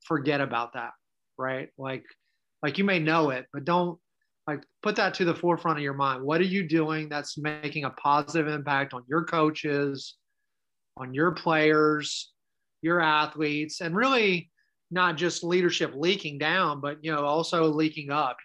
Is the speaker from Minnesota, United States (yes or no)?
no; Maryland, United States; moved away; my hometown up in Maryland